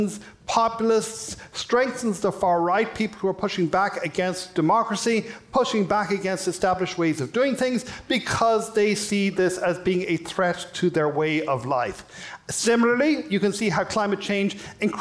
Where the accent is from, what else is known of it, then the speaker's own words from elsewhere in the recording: Ireland; now in United States; You may have been able to tell from my accent, I'm from Ireland